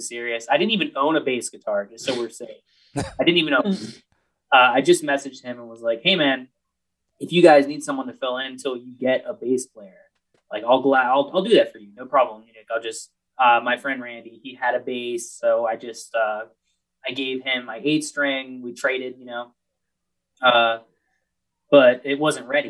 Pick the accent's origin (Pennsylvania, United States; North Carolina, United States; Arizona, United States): Pennsylvania, United States; Altoona; moved away as an adult; I'm from Altoona, which is like 2 or 3 hours south of Philly. So we're both from Pennsylvania